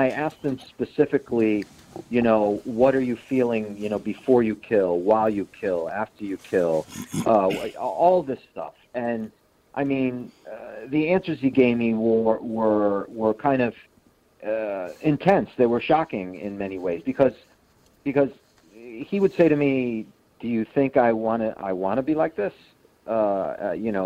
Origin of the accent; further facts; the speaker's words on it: Connecticut, United States; I am from Connecticut.